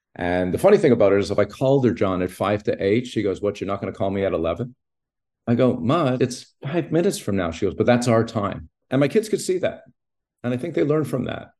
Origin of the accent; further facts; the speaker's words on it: Montreal, Quebec, Canada; I grew up in Montreal